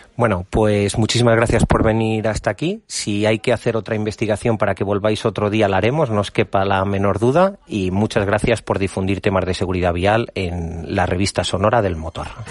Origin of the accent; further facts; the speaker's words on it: Valladolid, Castile and León, Spain; Nosotros somos de Valladolid, llevamos nuestra tierra a todos los lados, llevamos Castilla y León por, por el mundo entero